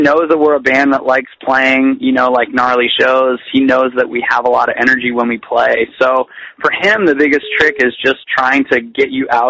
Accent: Canada; being a Canadian band

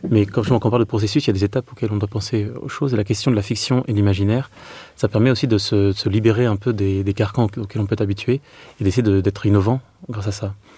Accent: Meaux, Île-de-France, France; born or raised there; moved away; also born or lived in Clermont-Ferrand

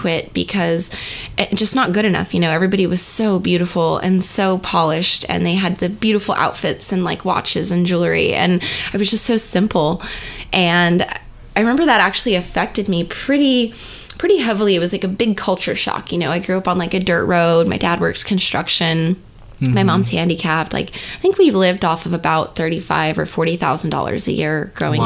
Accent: New Mexico, United States; moved away as an adult; I'm from New Mexico. I moved here at 18

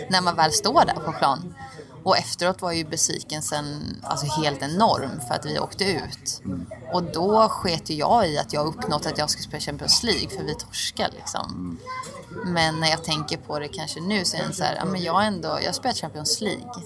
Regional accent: Oskarshamn, Kalmar County, Sweden; jag är från Oskarshamn

